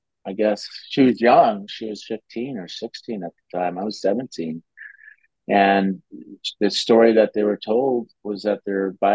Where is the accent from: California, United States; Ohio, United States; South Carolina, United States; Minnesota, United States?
Minnesota, United States; also born or lived in Cannes, France; now in Nice, France; I grew up in Minnesota